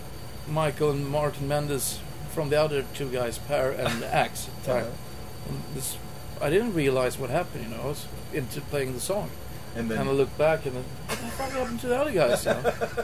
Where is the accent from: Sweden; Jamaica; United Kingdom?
Sweden; We're from Sweden.